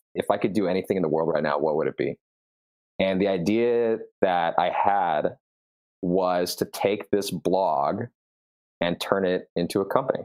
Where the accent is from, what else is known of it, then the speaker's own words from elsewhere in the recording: Southern California, United States; I started as a freshman in high school growing up in Southern California